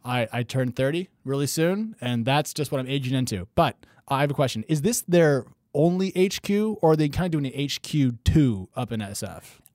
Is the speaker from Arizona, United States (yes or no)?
no; Oregon, United States; moved away as an adult; I'm from Oregon, and I left there for a reason, and now I'm back